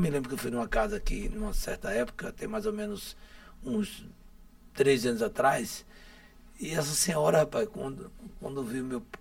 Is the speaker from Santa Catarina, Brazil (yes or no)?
no; Aracaju, Sergipe, Brazil; Eu sou oriundo, oriundo do conjunto Castelo Branco, né? Nasci no Castelo, oh. é, Castelo Branco lá, esse bairro que me acolheu no meu nascimento, né?